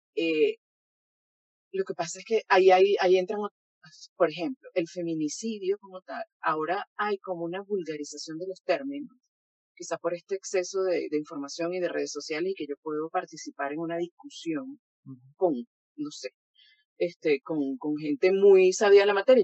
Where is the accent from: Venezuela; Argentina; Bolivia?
Venezuela; soy venezolana